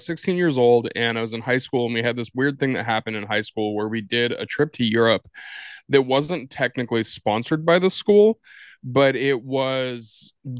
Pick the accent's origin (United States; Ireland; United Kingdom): United States; Washington; moved away as an adult; also born or lived in Portland, Oregon; now in New York, United States; we moved to Washington State, lived there for pretty much my entire childhood